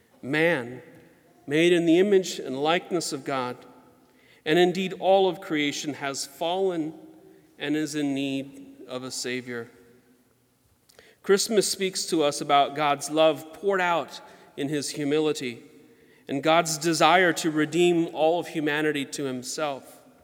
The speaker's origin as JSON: {"language": "English", "region": "Georgia", "country": "United States", "tie": "born or raised there", "said": "the Spanish moss that hung from the trees where we grew up in Georgia"}